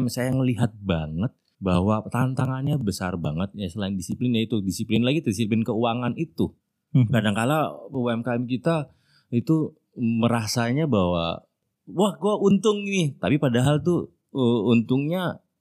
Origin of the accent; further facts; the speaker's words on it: Pontianak, West Kalimantan, Indonesia; also born or lived in Jayapura / Denpasar; Saya anak daerah, saya gede di Pontianak